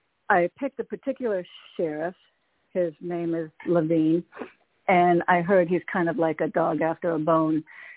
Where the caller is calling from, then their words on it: Connecticut, United States; Hey, Toni, it's … from Connecticut.